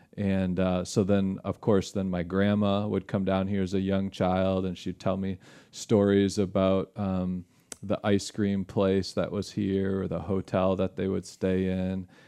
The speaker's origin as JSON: {"language": "English", "town": "Holland", "region": "Michigan", "country": "United States", "tie": "born or raised there", "also_born_or_lived": "Chicago, Illinois", "moved": "as an adult", "lives_now": "Kosciusko County, Indiana, United States", "said": "I grew up in Holland, Michigan, and, which is over on the west side of the state, right on the shores of Lake Michigan"}